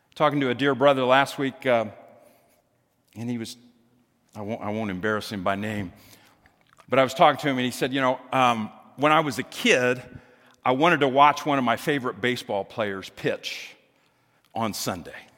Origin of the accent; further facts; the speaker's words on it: Greenwood, United States; I remember growing up in Greenwood